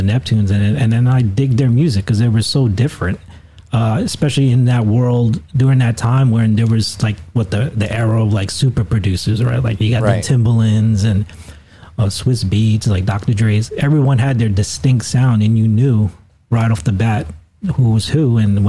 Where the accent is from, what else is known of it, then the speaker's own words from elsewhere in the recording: Philippines; and then Chad, which was a Filipino, and I was like, and I'm Filipino, so I was like, man, if he can do it, I think I can do it too.